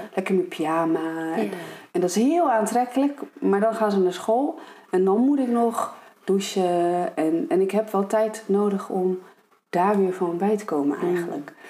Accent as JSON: {"language": "Dutch", "town": "Ede", "region": "Gelderland", "country": "Netherlands", "moved": "yes", "said": "ik kom dus uit Ede"}